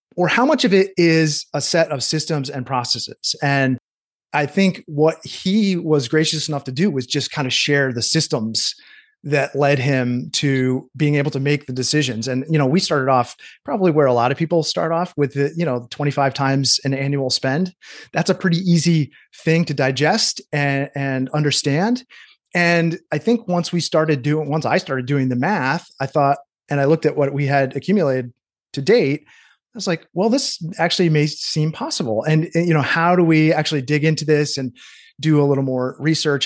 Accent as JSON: {"language": "English", "town": "Cooperstown", "region": "New York", "country": "United States", "tie": "born or raised there", "moved": "yes", "lives_now": "Maine, United States", "said": "my hometown, Cooperstown, New York, upstate New York"}